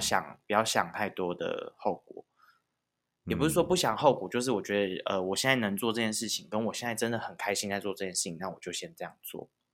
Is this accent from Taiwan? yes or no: yes; Taiwan; first language Taiwanese Hokkien; 我是一个台湾郎